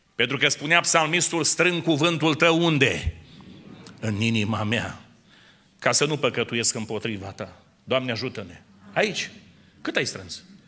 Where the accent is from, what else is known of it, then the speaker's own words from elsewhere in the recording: near Dumbrăveni, Suceava County, Romania; eu sunt din zona de lângă Dumbrăveni, din județul Suceava